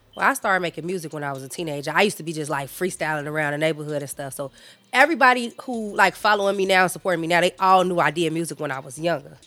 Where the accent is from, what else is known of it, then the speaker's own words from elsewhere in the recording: Chicago, Illinois, United States; My experience growing up out west, I feel like I had the, the pretty much the basic Chicago experience.